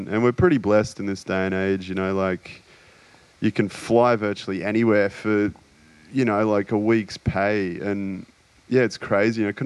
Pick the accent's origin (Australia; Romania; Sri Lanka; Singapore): Australia; I guess sense of humour is a big one in being Australian.